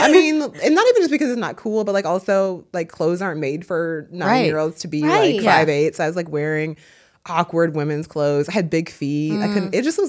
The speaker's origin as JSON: {"language": "English", "region": "Midwest", "country": "United States", "tie": "born or raised there", "said": "I grew up in the Midwest. I went to a small school in the suburbs."}